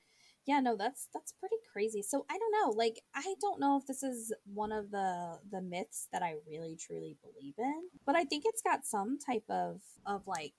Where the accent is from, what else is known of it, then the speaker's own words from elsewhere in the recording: Panama; born there; I was born in Panama, so haha, suck it.